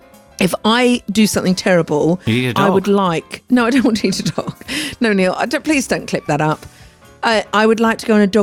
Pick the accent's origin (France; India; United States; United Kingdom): United Kingdom; I was being so British.